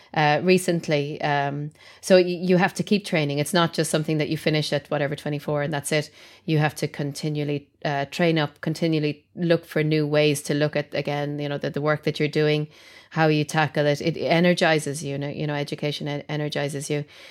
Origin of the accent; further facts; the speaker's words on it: Ireland; being Irish and brought up as a Catholic